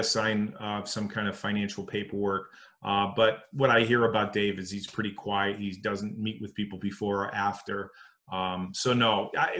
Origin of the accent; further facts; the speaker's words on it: Connecticut, United States; moved away as an adult; also born or lived in Missouri; I grew up in Connecticut. And I moved out to Missouri